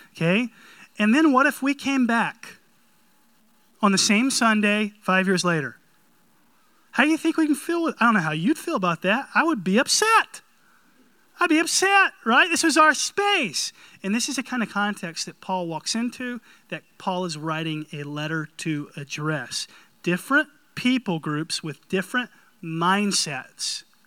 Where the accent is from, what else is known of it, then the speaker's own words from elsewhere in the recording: North Carolina, United States; I grew up in North Carolina